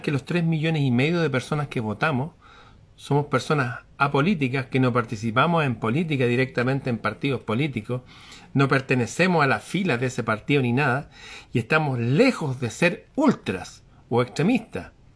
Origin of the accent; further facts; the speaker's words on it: Chile; aquí en mi país